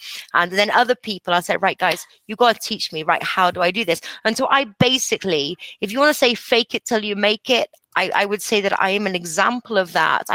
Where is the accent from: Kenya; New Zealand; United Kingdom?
United Kingdom; England; moved away; also born or lived in Costa Rica; I'm English.